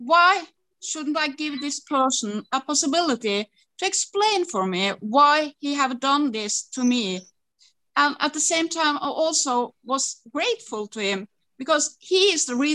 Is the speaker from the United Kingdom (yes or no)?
no; Norway; from Norway